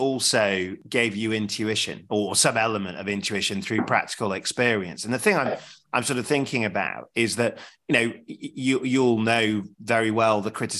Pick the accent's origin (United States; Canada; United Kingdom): United Kingdom; Sheffield, Yorkshire and the Humber; I know Sheffield very well. I'm from Sheffield, Sheffield myself